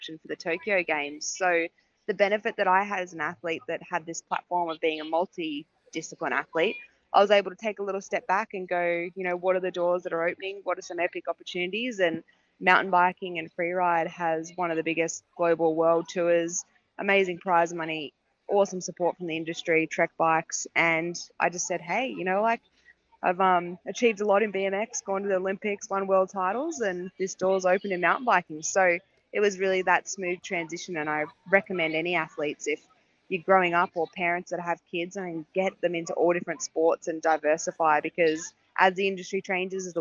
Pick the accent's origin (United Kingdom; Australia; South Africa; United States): Australia; I'm obviously an Aussie